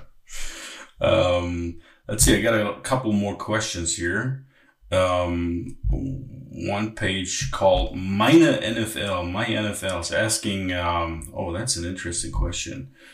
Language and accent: English; Berlin, Germany; moved away; also born or lived in Hamburg; I'm actually from Berlin and I lived in Hamburg for many many mm-hmm. years.